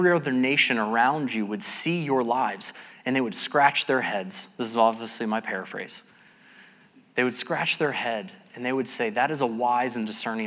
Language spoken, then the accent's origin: English; Cumming, Georgia, United States; moved away; I grew up here in Cumming